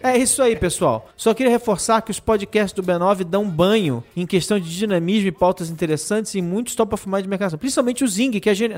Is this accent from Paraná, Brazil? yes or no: no; Campos dos Goytacazes, Rio de Janeiro, Brazil; de Campo dos Goitacazes, Rio de Janeiro, minha terra.